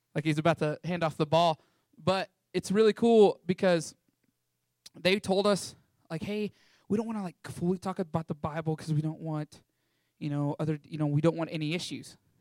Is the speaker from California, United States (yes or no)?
no; Canyon, Texas, United States; I was raised here in Canyon, Texas, one of the most amazing towns in all of Texas